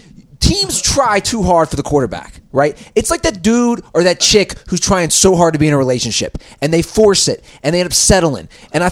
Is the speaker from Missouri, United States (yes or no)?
no; Ohio, United States; I'm from Ohio